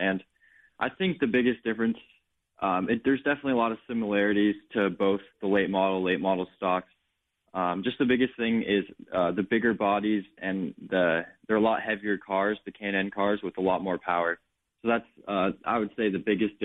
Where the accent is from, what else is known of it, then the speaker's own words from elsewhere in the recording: Phoenix, Arizona, United States; my hometown race here in Phoenix